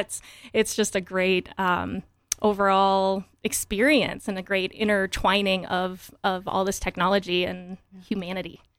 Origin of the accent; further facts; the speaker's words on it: Wyoming, United States; moved away as an adult; also born or lived in Michigan / Colorado / Portland, Oregon; I grew up in Wyoming, very tiny town.